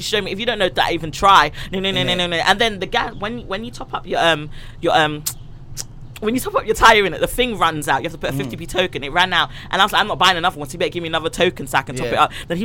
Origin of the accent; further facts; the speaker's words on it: Jamaica; I love my Jamaican people. I'm Jamaican